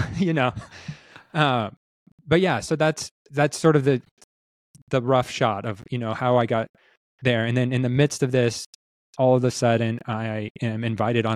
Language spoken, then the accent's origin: English; Southern California, United States; also born or lived in China; I grew up on Thrifty's ice cream in Southern California